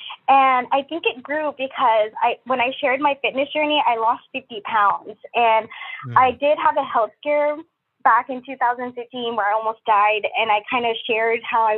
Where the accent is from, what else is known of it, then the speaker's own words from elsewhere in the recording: Philippines; moved away; especially when I moved here from Philippines. It became like a new place to me and I didn't have that many friends.